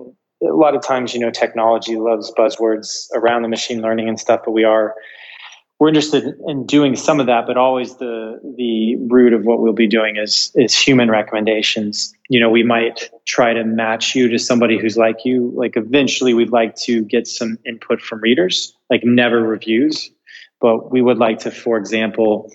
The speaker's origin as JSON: {"language": "English", "country": "United States", "moved": "as an adult", "lives_now": "Portugal", "said": "we are dual American EU citizens"}